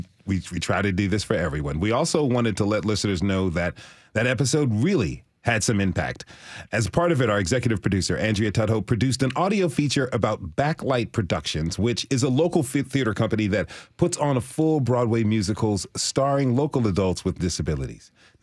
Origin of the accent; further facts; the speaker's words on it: Switzerland; I grew up in Switzerland, where music classes were a required part of our education for that reason, end quote.